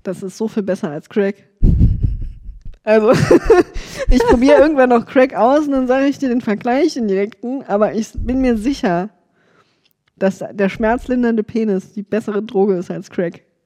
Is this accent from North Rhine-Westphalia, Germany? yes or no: no; Saarland, Germany; im Saarland, wo ich herkomme